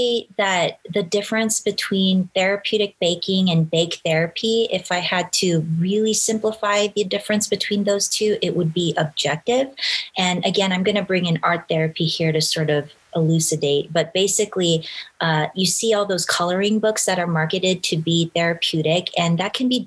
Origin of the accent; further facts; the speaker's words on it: Los Angeles, California, United States; I grew up, was born and raised in Los Angeles